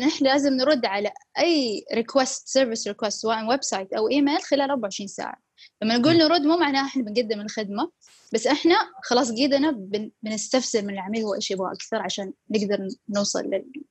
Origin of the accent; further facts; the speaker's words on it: Saudi Arabia; عندنا بالسعودية